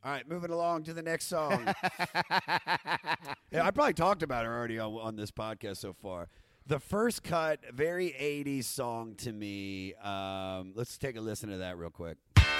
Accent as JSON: {"language": "English", "region": "New York", "country": "United States", "tie": "born or raised there", "said": "Growing up in New York, there's a really, this is a town that's built on"}